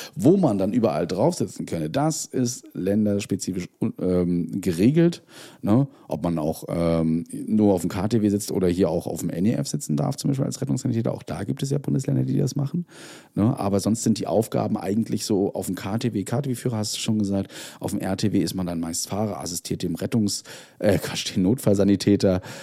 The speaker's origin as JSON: {"language": "German", "region": "Mecklenburg-Vorpommern", "country": "Germany", "said": "bei uns in Mecklenburg-Vorpommern"}